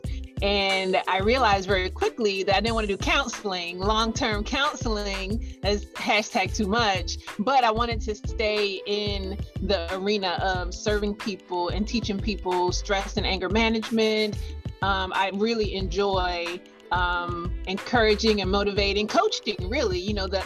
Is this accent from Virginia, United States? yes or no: yes; Virginia, United States; also born or lived in South Carolina; now in Greenville, United States; I'm originally from Virginia